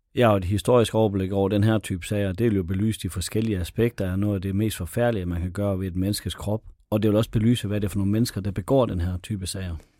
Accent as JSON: {"language": "Danish", "area": "North Jutland", "region": "North Denmark Region", "country": "Denmark", "tie": "born or raised there", "said": "det ligger 15-20 km fra mit barndomshjem"}